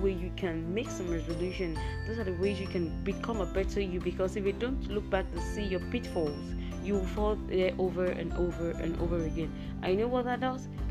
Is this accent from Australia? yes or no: no; Nigeria; I am a podcaster from Nigeria, Africa.